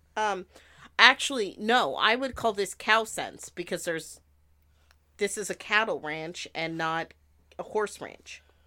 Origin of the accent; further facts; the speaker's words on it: Montana, United States; I grew up in Montana